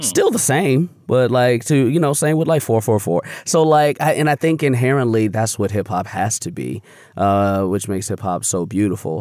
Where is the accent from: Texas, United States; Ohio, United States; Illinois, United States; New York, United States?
Illinois, United States; Chicago; growing up on the South Side of Chicago